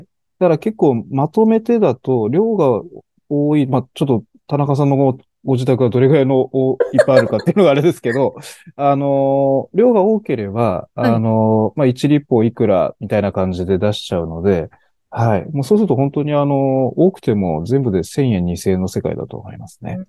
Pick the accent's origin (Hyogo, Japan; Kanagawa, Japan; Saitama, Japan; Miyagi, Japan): Saitama, Japan; Niiza; 埼玉の新座市というところ